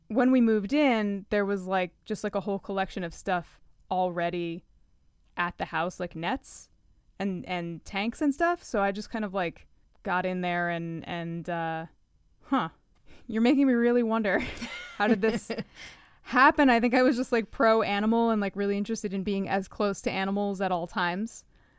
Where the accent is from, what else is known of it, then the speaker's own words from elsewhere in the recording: New Jersey, United States; I grew up in Sussex County. That's the one thing I can say for positive. It was like there were a lot of farms and a lot of woods.